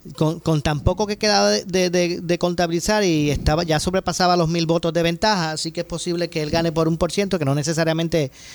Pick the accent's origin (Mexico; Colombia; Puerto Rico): Puerto Rico; seguimos siendo todos los puertorriqueños y los que residen en esta isla